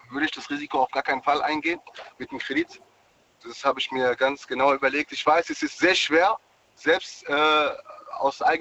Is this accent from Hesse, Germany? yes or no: yes; Darmstadt, Hesse, Germany; also ich komme auch nicht ursprünglich aus Düsseldorf, äh, komme ursprünglich aus Darmstadt.